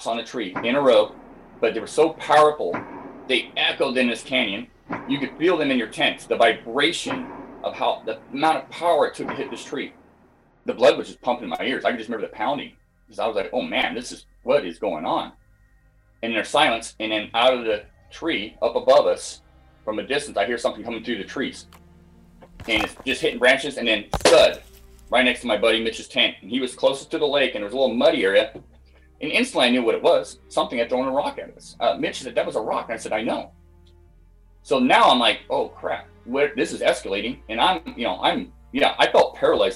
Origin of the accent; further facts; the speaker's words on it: Scotland, United Kingdom; also born or lived in Pacific Northwest, United States; now in United States; I was born and raised in Scotland, moved over to the States in 93